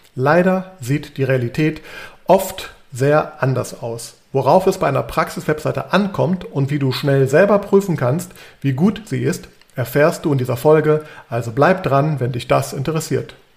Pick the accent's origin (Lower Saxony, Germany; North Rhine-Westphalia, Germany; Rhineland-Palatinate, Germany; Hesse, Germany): North Rhine-Westphalia, Germany; Düsseldorf; moved away as an adult; also born or lived in Trier / Frankfurt; now in Bonn, Germany; ich bin in Düsseldorf aufgewachsen